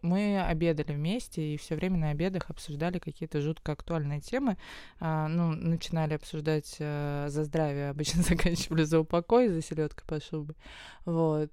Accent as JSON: {"language": "Russian", "region": "Moscow", "country": "Russia", "tie": "born or raised there", "said": "Я как москвичка, коренная"}